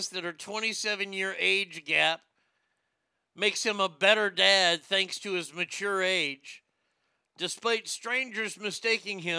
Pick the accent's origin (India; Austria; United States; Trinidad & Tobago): India; Arnie, he, he's worth 50 million camels. I can say it because I'm Indian.